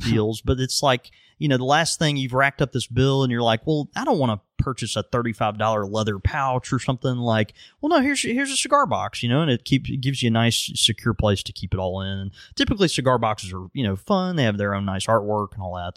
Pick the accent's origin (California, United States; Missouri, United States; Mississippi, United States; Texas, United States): Mississippi, United States; I am from Mississippi